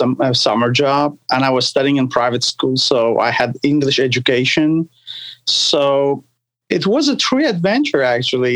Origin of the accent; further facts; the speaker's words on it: Turkey; also born or lived in New York, New Jersey area; now in United States; I was born and raised in Turkey, and we are Sephardic Jews